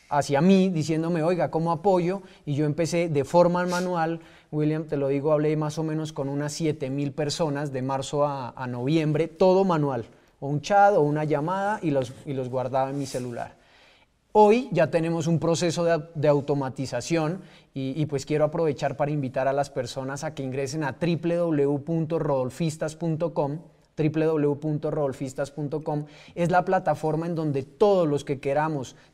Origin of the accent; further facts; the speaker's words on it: Pasto, Nariño, Colombia; also born or lived in Putumayo / Cali / Panamá; now in Bogotá, Colombia; Nací en Pasto, viví en el Putumayo, viví en Cali, viví en Bogotá, viví en Panamá. Y hoy nuevamente estoy aquí